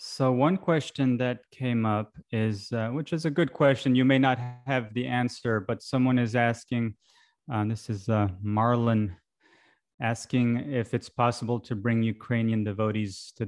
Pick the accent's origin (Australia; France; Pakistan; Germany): France; moved away; I grew up in France